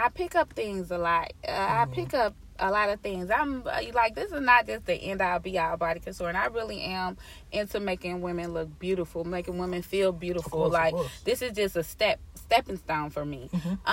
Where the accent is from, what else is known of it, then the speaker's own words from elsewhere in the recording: Cincinnati, Ohio, United States; moved away as an adult; I'm from Cincinnati, Ohio, so that's the 513.